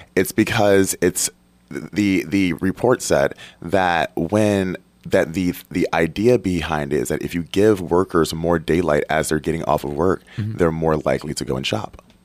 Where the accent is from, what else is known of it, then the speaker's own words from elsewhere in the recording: Detroit, Michigan, United States; moved away; also born or lived in Port Huron, Michigan; I'm from Detroit, which we have the Ambassador Bridge just there. I've lived in Port Huron with the Blue Water Bridge